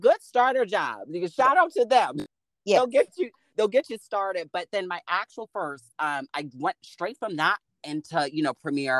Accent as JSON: {"language": "English", "region": "New Jersey", "country": "United States", "lives_now": "Atlanta, United States", "said": "really launched me into what is fashion in Atlanta. Of course, I'm coming from New Jersey."}